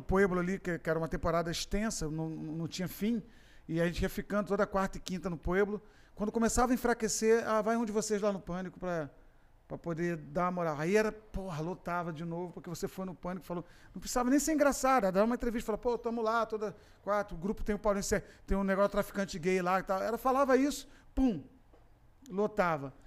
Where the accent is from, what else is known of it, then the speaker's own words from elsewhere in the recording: Macaé, Rio de Janeiro, Brazil; moved away as an adult; eu fui criado em Macaé